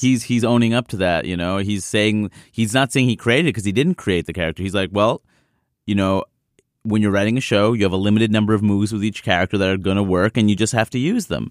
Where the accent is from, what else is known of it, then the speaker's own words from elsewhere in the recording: New York City, New York, United States; I grew up in Queens, New York, where everyone was present.